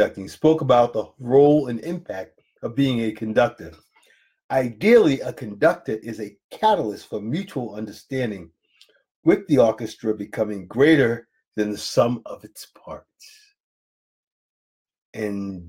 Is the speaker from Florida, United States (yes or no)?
yes; Jacksonville, Florida, United States; I'm from Jacksonville, Florida.